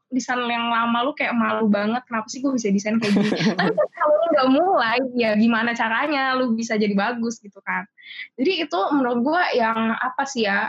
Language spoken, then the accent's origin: Indonesian; Cilegon, Banten, Indonesia; jadi gue bukan orang Jakarta gue orang Cilegon